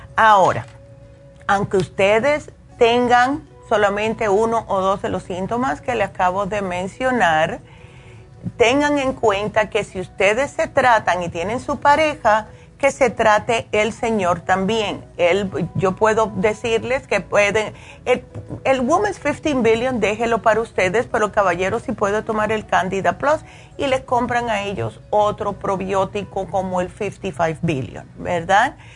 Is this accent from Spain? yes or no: no; New York, United States; yo me crié en Nueva York